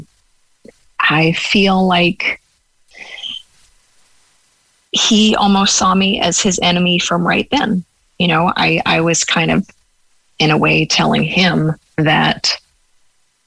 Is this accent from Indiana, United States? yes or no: no; Los Angeles, California, United States; moved away as an adult; now in West Cork, Ireland; I grew up in Los Angeles